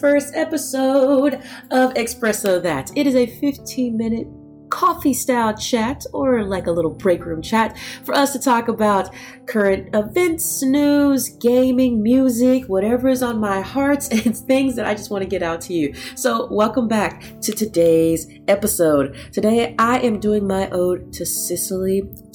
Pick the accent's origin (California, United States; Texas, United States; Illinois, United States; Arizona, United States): Texas, United States; I grew up in Texas